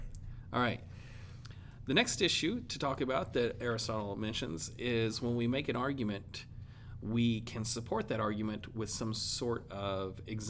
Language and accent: English; Arkansas, United States; I am from Arkansas